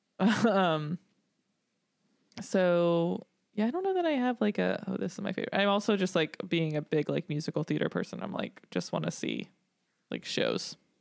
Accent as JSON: {"language": "English", "region": "Tennessee", "country": "United States", "tie": "born or raised there", "said": "growing up in Tennessee, a lot of country music"}